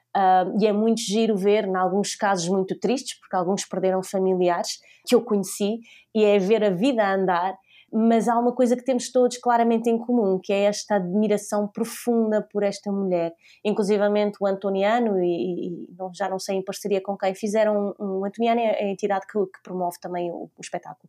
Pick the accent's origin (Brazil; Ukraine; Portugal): Portugal; Maia, Norte; also born or lived in Lisbon; Eu sou lisboeta, mas eh, basicamente nasci em Lisboa, vivi até os meus 4 anos e depois eh, a minha família mudou-se para, para a Maia